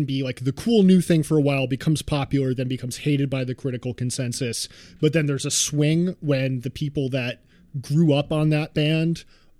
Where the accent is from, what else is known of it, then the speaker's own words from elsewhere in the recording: New York, United States; I grew up in New York.